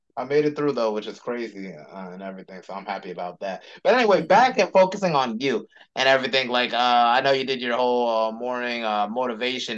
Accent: Charlotte, North Carolina, United States; I was actually born and raised in Charlotte too

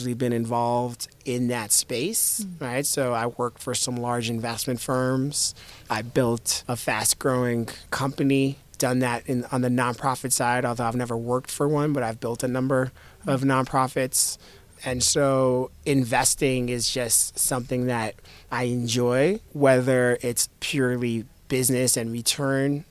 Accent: Miami, Florida, United States; also born or lived in New York / Haiti; I was born in New York. I grew up in Miami. I spent my summers in Haiti, which is where my family spent most of the last several hundred years

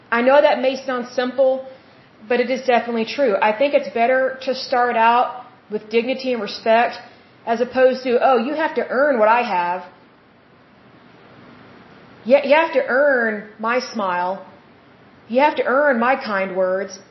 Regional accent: Oklahoma, United States; I'm from Oklahoma

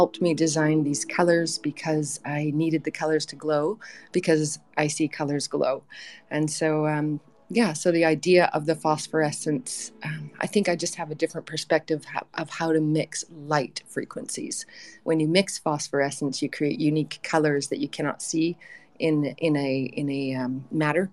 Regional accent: northeastern British Columbia, Canada; I come from the Soto First Nation in northeastern BC

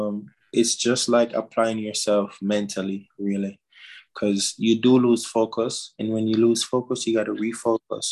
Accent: Jamaica; moved away; I'm a Jamaican.

